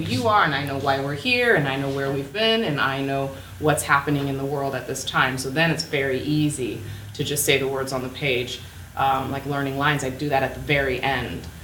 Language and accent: English; Los Angeles, California, United States; also born or lived in South Orange County / San Clemente, California; I was born at UCLA Medical, I was born and raised in Koreatown